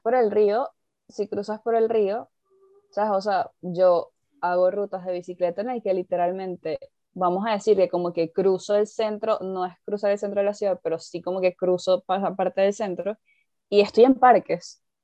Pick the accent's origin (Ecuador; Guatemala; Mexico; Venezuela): Venezuela; moved away as an adult; now in United Kingdom; yo vengo de Venezuela